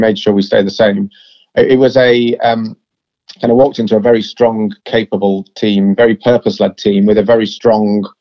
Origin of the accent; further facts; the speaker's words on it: Yorkshire and the Humber, United Kingdom; I'm a Yorkshireman